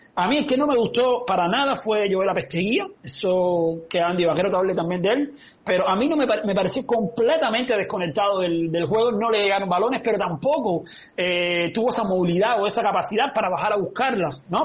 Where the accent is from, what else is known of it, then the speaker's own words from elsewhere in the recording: Cuba; Si todos somos cubanos